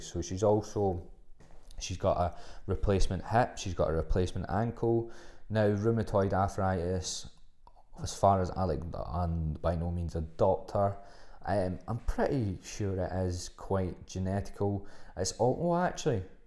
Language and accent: English; Glasgow, Scotland, United Kingdom; also born or lived in Australia; I'm from Glasgow, so there's, there's a extreme Glaswegian trait